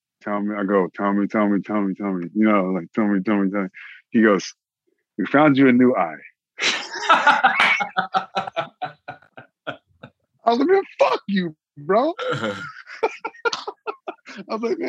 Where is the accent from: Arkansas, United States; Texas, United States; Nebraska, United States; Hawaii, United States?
Texas, United States; Austin; now in Los Angeles, United States; I'm from Austin, Texas